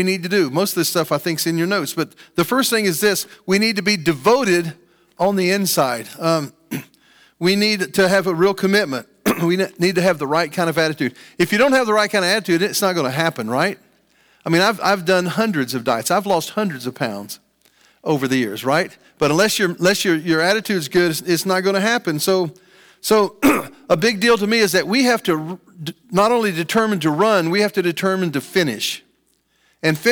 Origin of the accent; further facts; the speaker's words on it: Franklin, Ohio, United States; I grew up in Franklin and I played sports here in junior high school.